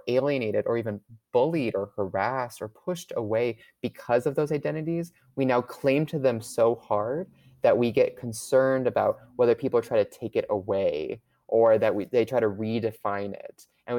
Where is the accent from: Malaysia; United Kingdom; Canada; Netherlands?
Canada; now in United States; Well, I can't vote myself. I'm actually a Canadian citizen. I'm going through the permanent residency process.